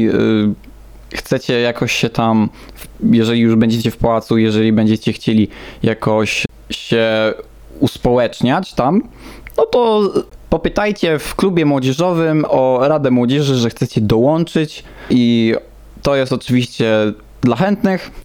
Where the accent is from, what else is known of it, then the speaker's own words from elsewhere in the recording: Warsaw, Masovian Voivodeship, Poland; ja też się urodziłem właśnie w Warszawie